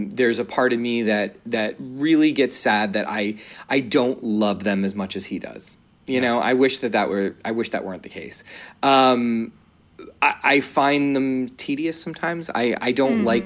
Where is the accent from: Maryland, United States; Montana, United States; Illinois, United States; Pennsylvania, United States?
Pennsylvania, United States; Philadelphia; I grew up in Philly